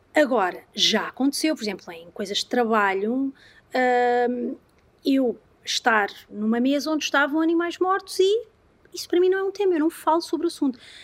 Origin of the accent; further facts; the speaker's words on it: Algarve, Portugal; eu sou algarvia